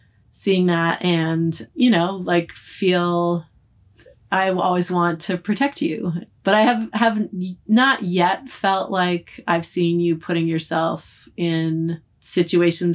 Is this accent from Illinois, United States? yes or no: no; outside of Boston, Massachusetts, United States; moved away as an adult; I grew up outside of Boston